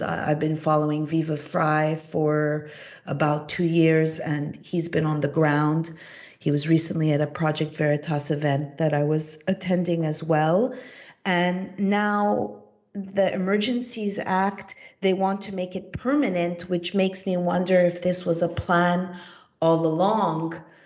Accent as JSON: {"language": "English", "town": "Montreal", "region": "Quebec", "country": "Canada", "moved": "yes", "said": "I am originally from Montreal, Canada"}